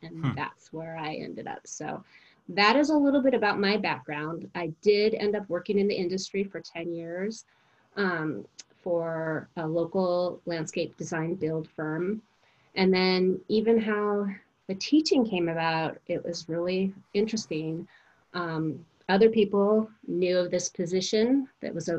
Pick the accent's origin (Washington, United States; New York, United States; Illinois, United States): Washington, United States; Spokane; I grew up here in Spokane